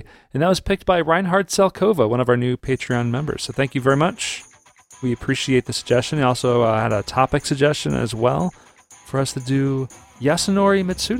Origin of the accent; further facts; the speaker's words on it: Delaware, United States; Oh, no, we're from Delaware.